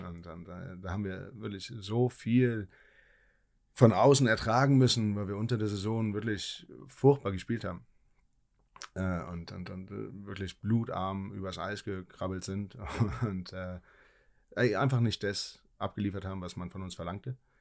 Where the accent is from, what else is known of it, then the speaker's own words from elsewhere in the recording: Berlin, Germany; moved away; also born or lived in Ingolstadt / Hannover / Hamburg / Nuremberg; als Berliner